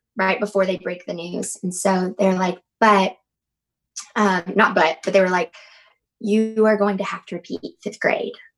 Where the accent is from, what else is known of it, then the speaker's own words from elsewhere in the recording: Habersham County, North Georgia, United States; I grew up in North Georgia, like up in um, ha- like Habersham County, way up North Georgia.